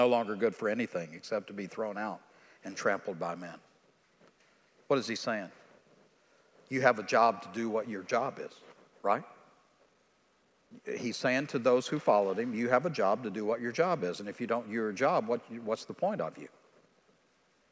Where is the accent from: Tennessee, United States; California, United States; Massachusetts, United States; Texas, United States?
Texas, United States; East; I'm from East Texas